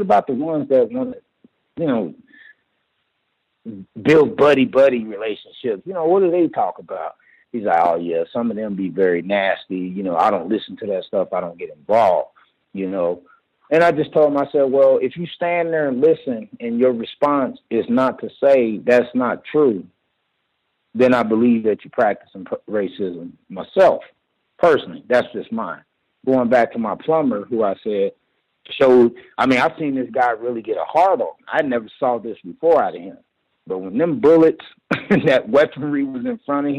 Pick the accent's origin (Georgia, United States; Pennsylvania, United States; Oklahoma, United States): Oklahoma, United States; Oklahoma City; now in Colorado Springs, United States; I'm originally from Oklahoma City.